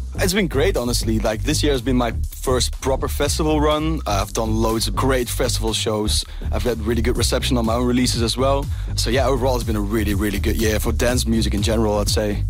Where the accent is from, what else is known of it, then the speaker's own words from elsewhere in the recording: Belgium; my home country